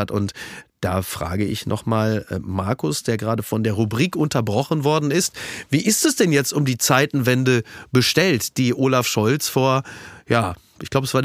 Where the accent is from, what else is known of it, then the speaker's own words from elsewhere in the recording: Germany; Sind wir als Deutsche